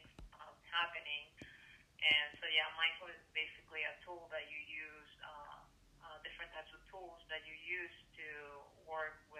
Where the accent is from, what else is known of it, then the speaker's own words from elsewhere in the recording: Venezuela; moved away; also born or lived in Chicago, United States; I was born in Venezuela. I grew up, well, my childhood I spent it there, but my growing up life I was in the U.S. and a lot of years in Chicago